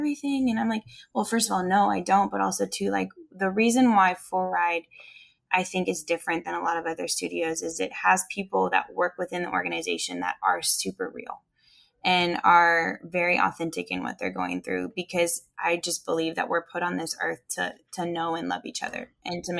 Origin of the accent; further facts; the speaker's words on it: Canada; now in Nashville, United States; I'm a Canadian ex-ski racer living in Nashville, Tennessee, running a spin studio.